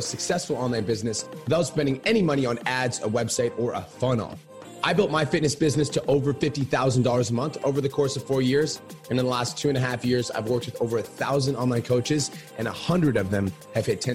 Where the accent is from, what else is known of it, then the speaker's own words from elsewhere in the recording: Canada; I'm from Canada.